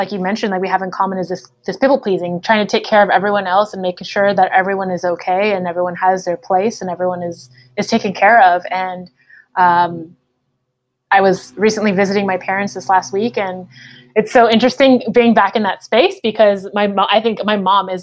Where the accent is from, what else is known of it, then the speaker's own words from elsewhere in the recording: United States; I taught in the same district that I grew up in Pittsburgh Unified School District